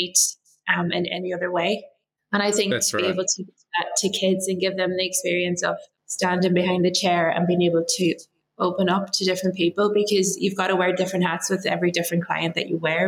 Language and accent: English; Ireland; moved away as an adult; also born or lived in Australia; I moved back to Ireland, I think I'm home now